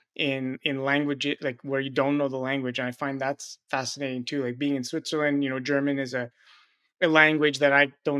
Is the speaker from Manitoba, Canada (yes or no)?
no; Quebec, Canada; moved away; coming from Quebec